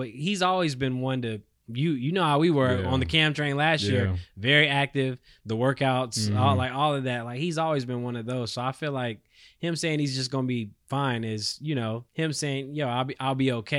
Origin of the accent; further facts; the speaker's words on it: Charlotte, North Carolina, United States; Obviously, you know, I'm from North Carolina, right. Charlotte.